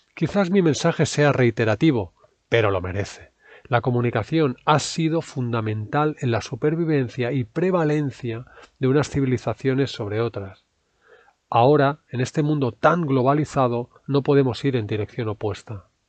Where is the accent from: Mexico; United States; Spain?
Spain; los españoles seamos así